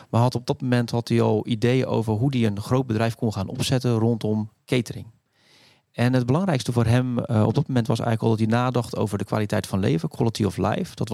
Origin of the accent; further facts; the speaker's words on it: Rotterdam, South Holland, Netherlands; accent: Rotterdam; zeven in, in Rotterdam. Dus eh, dat kan je af en toe misschien een klein beetje horen aan, mijn, eh, aan mijn accent.